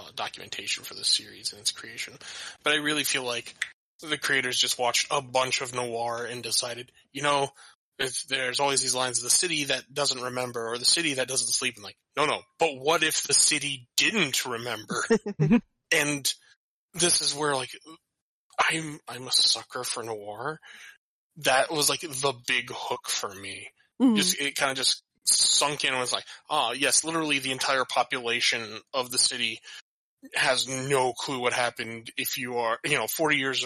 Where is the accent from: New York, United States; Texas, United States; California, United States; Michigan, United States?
Michigan, United States; Lansing; growing up in Lansing, Michigan